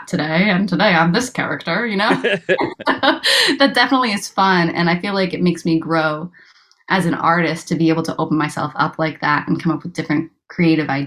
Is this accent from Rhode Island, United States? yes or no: yes; Rhode Island, United States; I'm from Rhode Island